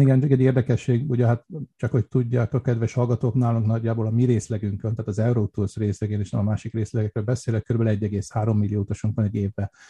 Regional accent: Budapest, Hungary; also born or lived in Vienna, Austria; now in Austria; mert Budapesten nőttem föl

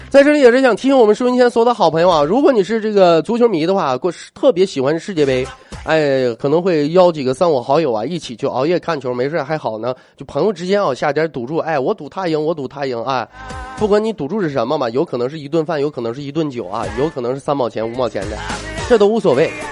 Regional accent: Northeast China, China; 我作为一个东北人来讲

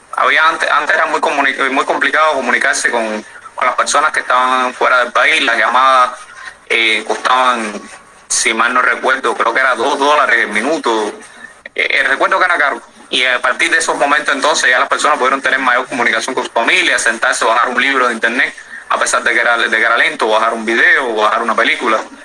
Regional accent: Cuba; Soy cubano

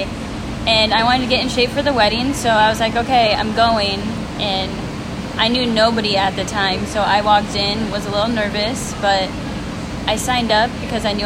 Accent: Iowa, United States; moved away as an adult; now in Yulee, United States; I'm originally from Iowa

